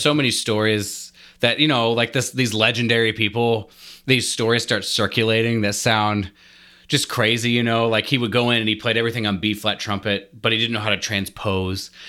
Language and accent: English; Lincoln, Nebraska, United States; I'm from Lincoln, Nebraska